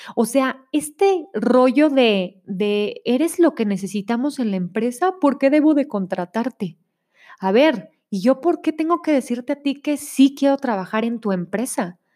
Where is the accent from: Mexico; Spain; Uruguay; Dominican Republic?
Mexico; Monterrey, Nuevo León; now in State of Mexico, Mexico; vivo en el Estado de México, pero soy de Monterrey